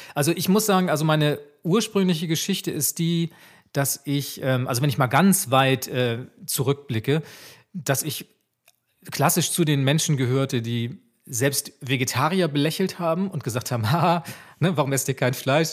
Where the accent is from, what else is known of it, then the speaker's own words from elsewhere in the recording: Swabia, Germany; dass ich gebürtiger Schwabe bin